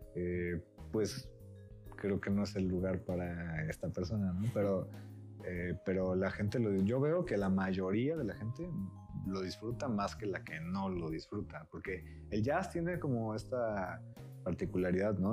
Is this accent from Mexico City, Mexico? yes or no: no; Manzanillo, Colima, Mexico; yo soy de, Colima, de Manzanillo particularmente